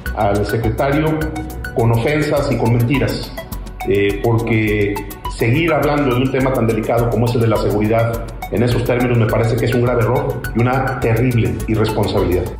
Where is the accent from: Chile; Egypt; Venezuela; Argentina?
Venezuela; moved away as an adult; Yo soy uno también, un venezolano que ingresé hace allá